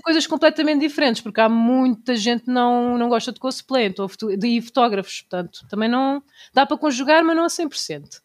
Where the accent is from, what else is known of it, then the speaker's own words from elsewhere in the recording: Tomar, Centro, Portugal; Vocês não conhecem o carnaval da minha terra, não existe nenhum em Portugal igual ao da Linha linhaceira do Conselho de Tomar